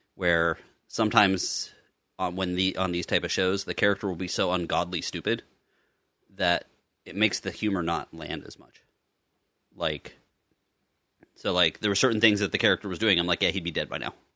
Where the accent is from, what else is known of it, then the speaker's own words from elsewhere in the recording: Pittsburgh, Pennsylvania, United States; I was born in Pittsburgh